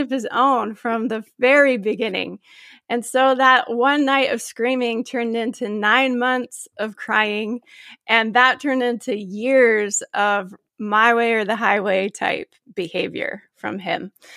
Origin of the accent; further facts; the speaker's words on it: Gilbert, Arizona, United States; now in Phoenix area, United States; I grew up in Gilbert, Arizona